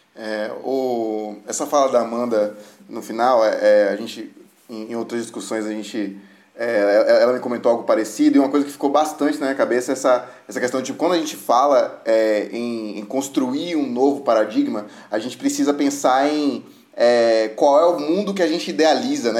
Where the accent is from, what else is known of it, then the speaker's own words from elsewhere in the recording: Salvador, Bahia, Brazil; eu nasci em Salvador